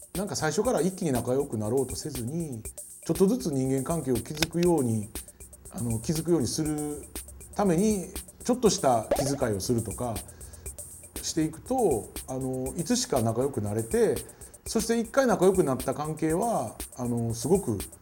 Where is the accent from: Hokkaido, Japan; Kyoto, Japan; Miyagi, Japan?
Kyoto, Japan; moved away as an adult; now in Tokyo, Japan; 僕も京都に生まれて30年近く京都で過ごして15年経つんですけど東京に出てきて